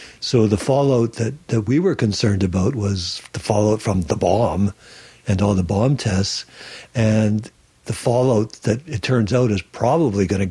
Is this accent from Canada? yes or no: yes; Sarnia, Ontario, Canada; now in Salt Spring Island, Canada; I was born in Sarnia, Ontario, the Chemical Valley